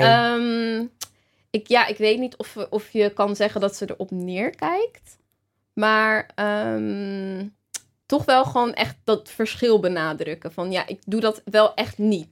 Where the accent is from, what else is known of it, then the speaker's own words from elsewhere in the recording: Rotterdam, South Holland, Netherlands; moved away as an adult; also born or lived in Amsterdam; ik kom natuurlijk uit Rotterdam